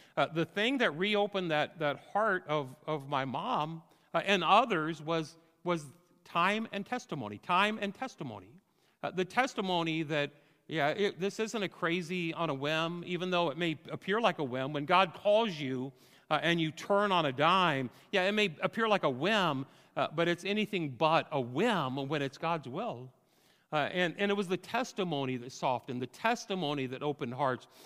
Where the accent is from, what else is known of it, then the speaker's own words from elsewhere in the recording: Fort Madison, Iowa, United States; moved away as an adult; also born or lived in California; now in Rosedale, United States; came back to Fort Madison, Iowa